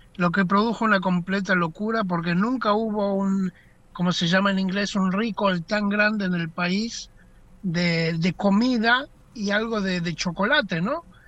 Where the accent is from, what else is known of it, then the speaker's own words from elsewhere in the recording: Argentina; now in Israel; nosotros como argentinos